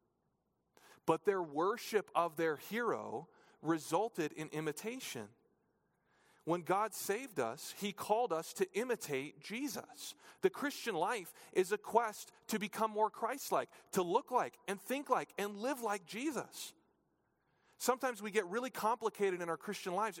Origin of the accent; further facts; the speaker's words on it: New Hampshire, United States; When I was in elementary school, growing up in New Hampshire